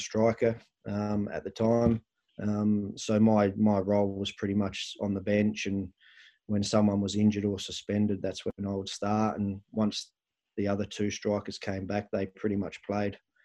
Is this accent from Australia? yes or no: yes; Australia; moved away as an adult; I'm from Australia